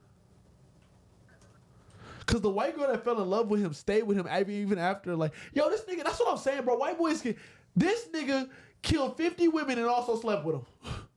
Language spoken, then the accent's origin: English; Houston, Texas, United States; I'm from Houston